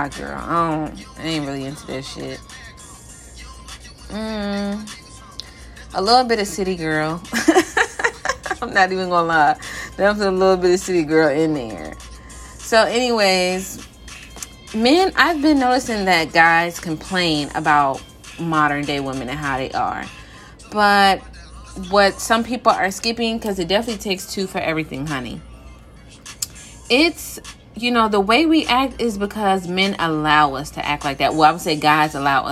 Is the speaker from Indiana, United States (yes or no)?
no; Philadelphia, Pennsylvania, United States; now in Virginia, United States; I was born in Philly and I'm now in VA